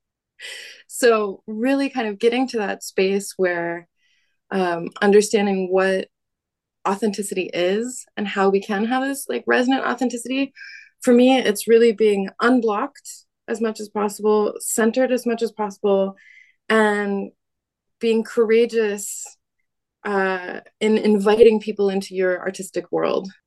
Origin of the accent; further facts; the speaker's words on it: United States; now in Paris, France; I am American